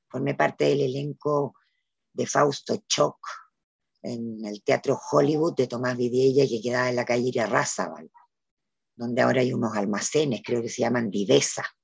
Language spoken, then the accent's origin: Spanish; Valdivia, Los Ríos, Chile; now in Valparaíso, Chile; En un momento yo me vine de Valdivia a Valparaíso y ahí ya empecé de alguna manera a vivir eh, del teatro.